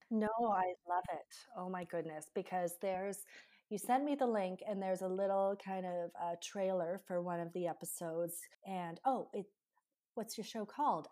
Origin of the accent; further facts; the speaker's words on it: Canada; I'm from Canada